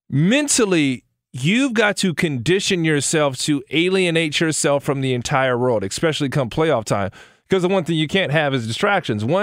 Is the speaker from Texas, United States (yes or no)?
no; Chicago, Illinois, United States; I'm from Chicago.